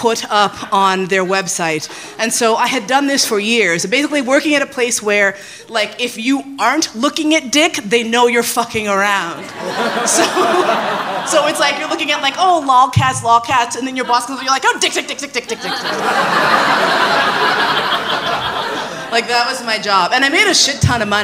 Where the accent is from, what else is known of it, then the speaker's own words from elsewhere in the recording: New York, United States; moved away as an adult; also born or lived in San Francisco; I left San Francisco. I grew up in New York. I moved out to the West Coast, did the West Coast thing, came back